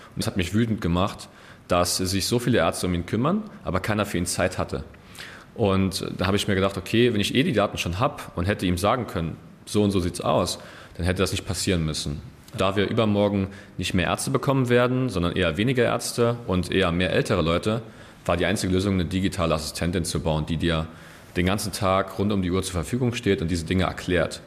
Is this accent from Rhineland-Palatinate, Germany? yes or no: no; Saarland, Germany; ich komme aus dem Saarland, bin auch hier geboren